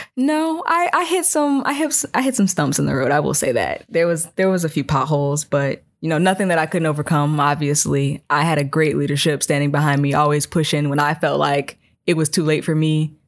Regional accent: Chicagoland area, South Suburbs, Illinois, United States; moved away; I'm from the Chicagoland area, South Suburbs.

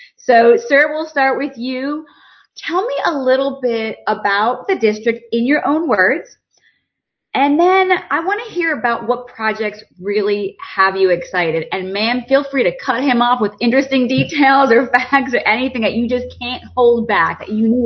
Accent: Philadelphia, Pennsylvania, United States; moved away; I'm originally from Pennsylvania, Philly area

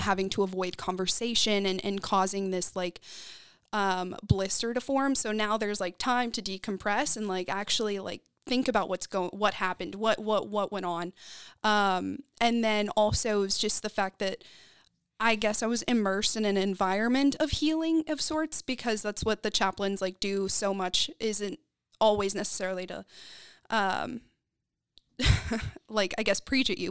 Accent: Texas, United States; also born or lived in North Carolina; I was raised in Texas.

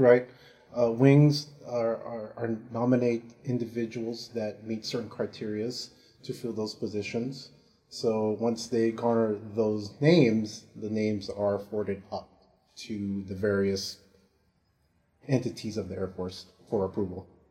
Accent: San Francisco, California, United States; moved away; I'm um, originally from San Francisco, California.

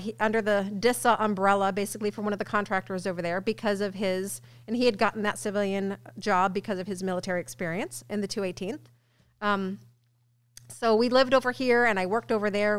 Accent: Ballwin, Missouri, United States; moved away as an adult; now in Illinois, United States; I'm from Baldwin, West

